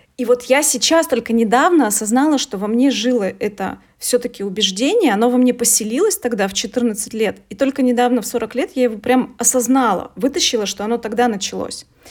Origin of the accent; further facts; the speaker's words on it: Veliky Novgorod, Novgorod Oblast, Russia; я из Великого Новгорода, здесь 200 тысяч э, ну, населения